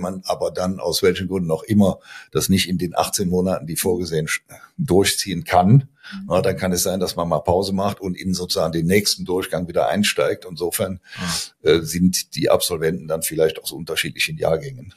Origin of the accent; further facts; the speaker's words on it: Aachen, North Rhine-Westphalia, Germany; accent: Rhineland; moved away as an adult; also born or lived in Giessen; now in Münster, Germany; Also ich stamme ursprünglich aus Aachen. Ich glaube, das hört man auch in meinem Tonfall, ne, dass ich Rheinländer bin. Ich habe in bin in Aachen ähm, geboren, habe da studiert